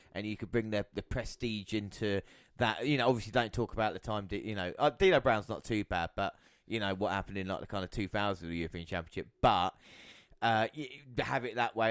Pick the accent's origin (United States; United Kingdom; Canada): United Kingdom; we're British